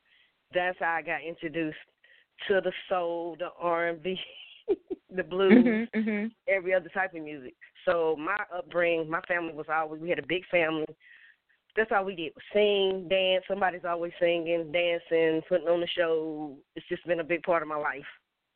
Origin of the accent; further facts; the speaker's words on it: West Virginia, United States; Because I'm from West Virginia, and I'm going to be honest. Anybody from West Virginia, there was no black music.